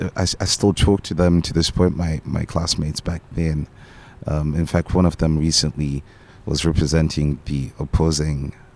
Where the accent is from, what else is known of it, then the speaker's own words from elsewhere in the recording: Harare, Zimbabwe; born there; I was born in Zimbabwe. In Harare, the capital city.